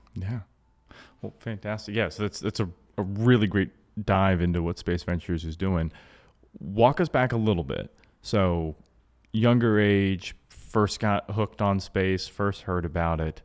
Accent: Georgia, United States; now in Florida, United States; I, I grew up in Georgia and we're down here in Florida

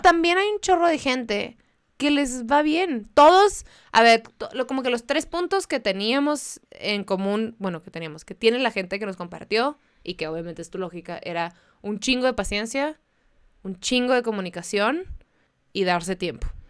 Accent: Mexicali, Baja California, Mexico; yo soy de Mexicali

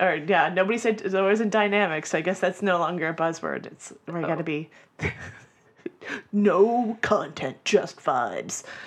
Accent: Florida, United States; I'm from Florida

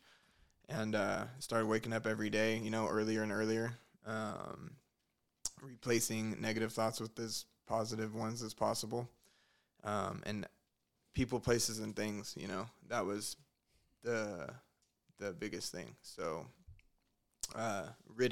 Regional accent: Stockton, California, United States; moved away as an adult; I'm from Stockton, California. I moved out here in about 2012, end of 2012.

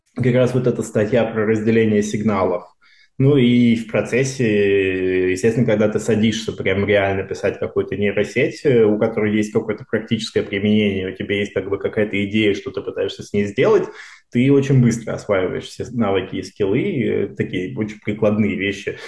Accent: Moscow Oblast, Russia; moved away as an adult; now in Stanford, United States; Я из Подмосковья учился в э, обычной школе, которая потом стала лицеем

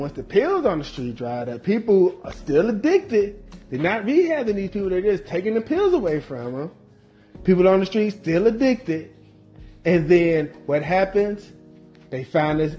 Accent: North Carolina, United States; even in my hometown, even in my home state of North Carolina

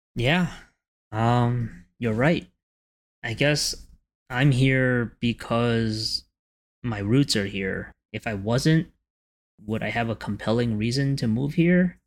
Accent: New York City, New York, United States; I used to have a sense of community when I grew up in Canarsie.

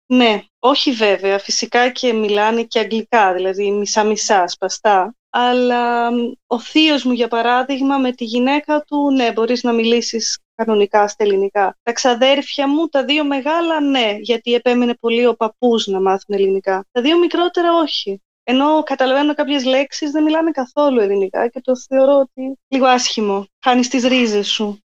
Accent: Methoni, Peloponnese, Greece; moved away as an adult; also born or lived in Athens; now in Germany; στη Μεθόνη μεγάλωσα και οι δύο γονεί μου από εκεί

